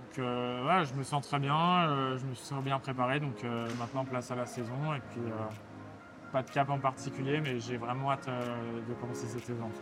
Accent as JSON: {"language": "French", "country": "France", "accent": "French", "said": "J'ai un accent français"}